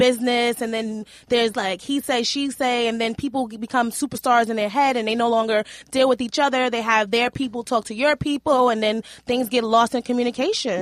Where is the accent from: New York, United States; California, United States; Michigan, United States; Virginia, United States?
New York, United States; New York City; I grew up in Hell's Kitchen, and my mom was, like, running these streets